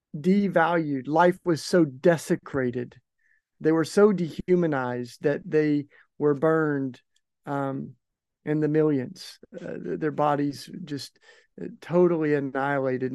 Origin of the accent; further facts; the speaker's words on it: East Tennessee, United States; moved away as an adult; also born or lived in Maryville, Tennessee; now in Philadelphia, United States; I grew up in East Tennessee